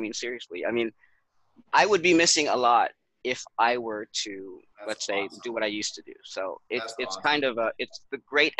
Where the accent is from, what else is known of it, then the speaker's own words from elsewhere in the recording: Los Angeles, California, United States; moved away as an adult; now in Philippines; I was born and raised in Los Angeles. I've been in the Philippines 10 years since January 10th. It was my 10-year anniversary here in the Philippines.